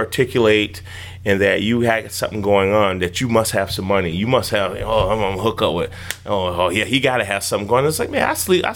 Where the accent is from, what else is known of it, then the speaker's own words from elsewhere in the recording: Chicago, Illinois, United States; growing up in Chicago